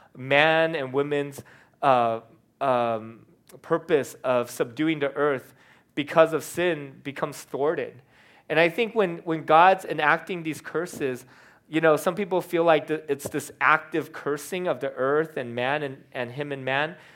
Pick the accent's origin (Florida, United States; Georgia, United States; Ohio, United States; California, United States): California, United States; being a Californian